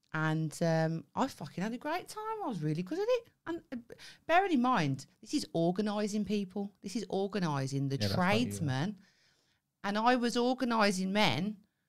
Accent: Birmingham, West Midlands, United Kingdom; now in Devon, United Kingdom; when I moved to Devon from Birmingham

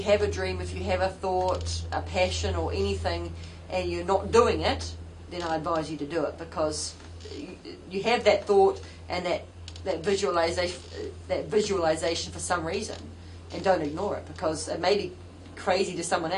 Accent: New Zealand; proud of being a New Zealander

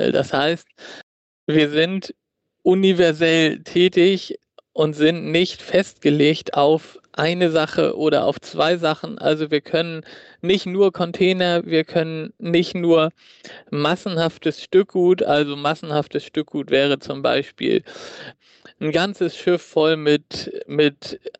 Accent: Hamburg, Germany; Also ich bin gebürtiger Hamburger und habe die ersten Jahre mit Blick auf den Hamburger Hafen gewohnt mit meinen Eltern

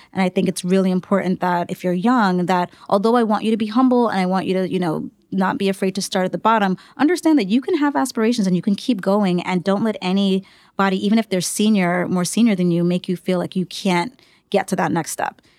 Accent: New York City, New York, United States; I grew up in the Bronx

